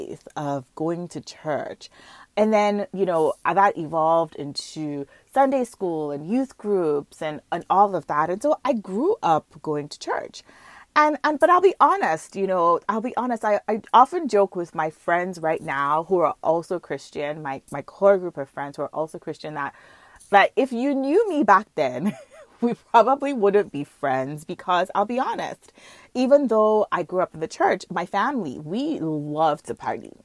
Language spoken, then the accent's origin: English; Nigeria; now in Markham, Canada; I grew up in Nigeria